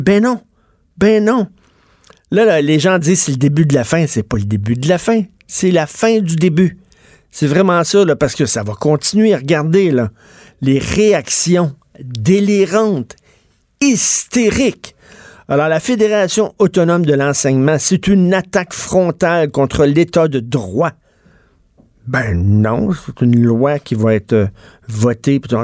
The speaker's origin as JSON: {"language": "French", "region": "Quebec", "country": "Canada", "said": "je suis québécois de souche"}